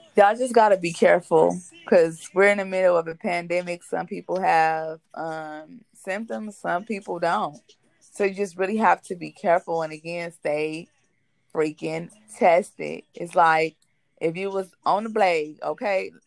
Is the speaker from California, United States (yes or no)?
yes; Compton, California, United States; we we from Compton. We are from Compton. We are that native background.